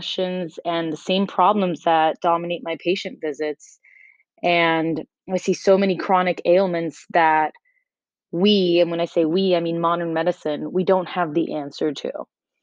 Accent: Miami, Florida, United States; moved away as an adult; also born or lived in North Carolina; now in New York City, United States; I grew up in Miami. I'm 100% Cuban, but of course I am slightly Americanized

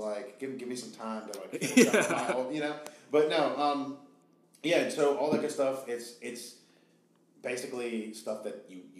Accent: Danville, United States; I'm from Danville, born and raised.

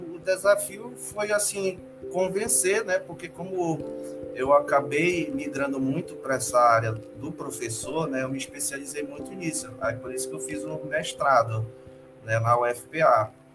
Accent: Belém, Pará, Brazil; moved away as an adult; also born or lived in Rondônia; now in Marabá, Brazil; eu sou natural de, de Belém

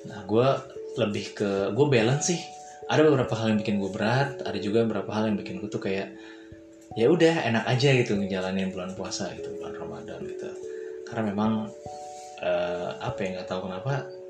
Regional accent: Depok, West Java, Indonesia; nah kalau daerah gue daerah Depok eh, Depok kira-kira daerah eh, apa namanya Kampung Baru

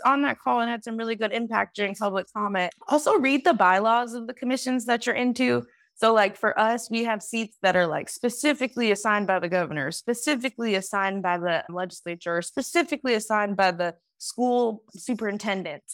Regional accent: Detroit, Michigan, United States; moved away as an adult; also born or lived in Washington, D.C. / Los Angeles, California; now in Sacramento, United States; I am originally from Detroit, Michigan

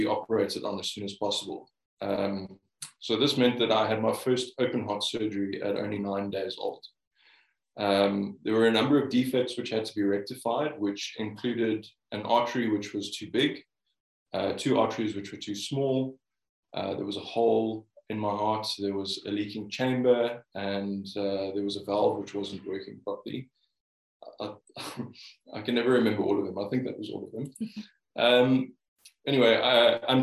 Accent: Cape Town, Western Cape, South Africa; also born or lived in United Kingdom; I was born and bred in Cape Town

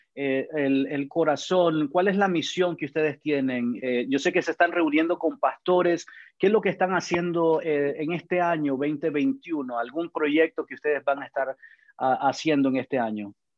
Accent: Managua, Nicaragua; now in Georgia, United States; soy de Nicaragua, de Managua

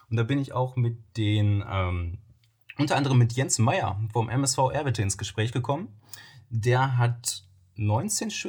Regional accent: Soest, North Rhine-Westphalia, Germany; also ich bin im, in Soos groß geworden und hatte dann den Freundeskreis dementsprechend im Westen des Kreises so eher angesiedelt

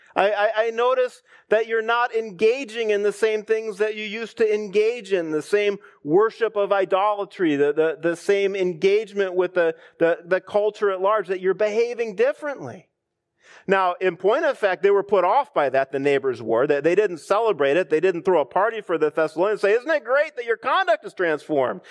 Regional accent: United States; us as American Christians

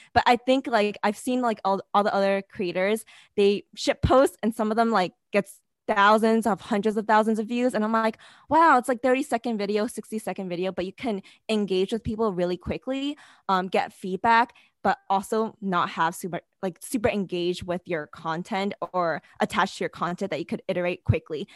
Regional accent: New York City, New York, United States; I'm originally from New York City

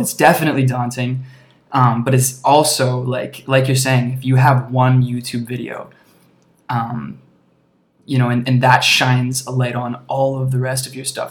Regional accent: Alberta, Canada; also born or lived in British Columbia; now in Toronto, Canada; I grew up in Alberta, spent a bunch of time in BC

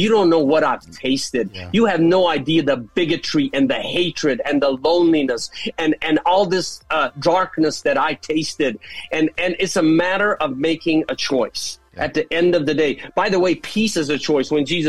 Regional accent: Jerusalem, Jerusalem District, Israel; And that's how I was brought up in Jerusalem.

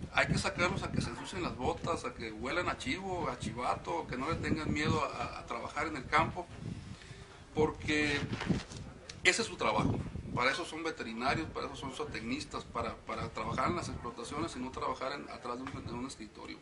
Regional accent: Baja California Sur, Mexico; Nosotros somos de los pocos subcalifornianos de pura cepa que quedamos en Baja California Sur.

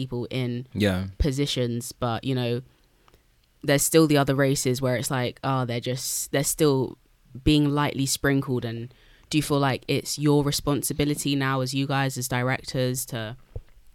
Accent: United Kingdom; we are Black British people

